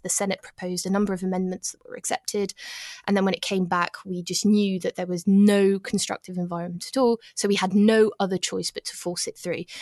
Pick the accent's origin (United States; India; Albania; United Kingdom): United Kingdom; now in Paris, France; It wasn't fun being British in Paris